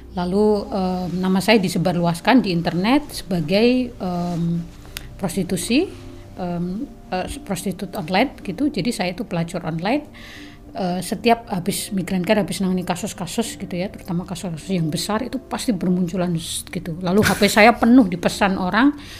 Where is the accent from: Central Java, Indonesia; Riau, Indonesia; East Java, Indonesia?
East Java, Indonesia; southern Bojonegoro; moved away; also born or lived in Jember; saya lahir itu dari kampung mm-hmm. di pelosok gitu di bagian Bojonegoro selatan